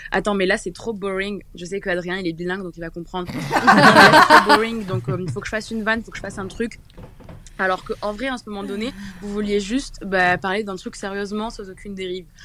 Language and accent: French; Toulouse, Occitania, France; Coucou, euh … j'ai 18 ans et euh, je viens de Toulouse.